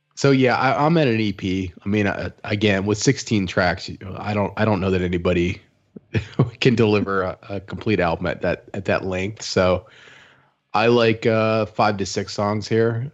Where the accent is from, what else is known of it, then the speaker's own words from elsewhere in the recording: Midwest, United States; moved away as an adult; now in Austin, United States; being a Midwesterner who moved here three years ago